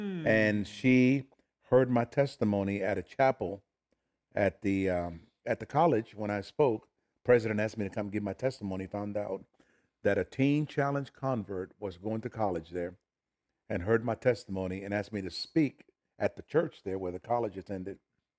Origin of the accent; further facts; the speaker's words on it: New York, United States; also born or lived in Puerto Rico / Philadelphia, United States; now in Oklahoma, United States; I tell people that I was born in Puerto Rico, raised in New York and Philadelphia, and confused in Oklahoma.